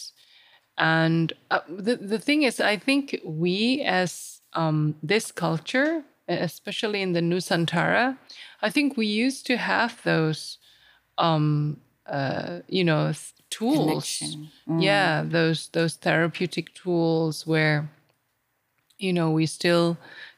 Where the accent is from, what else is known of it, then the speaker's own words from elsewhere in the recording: Sabah, Malaysia; I'm from Borneo, I'm from Sabah, I was born here.